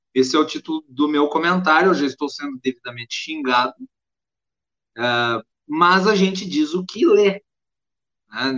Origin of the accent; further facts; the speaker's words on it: Farroupilha, Rio Grande do Sul, Brazil; eu sou de Farroupilha, no interior do Rio Grande do Sul, ali da Serra Gaúcha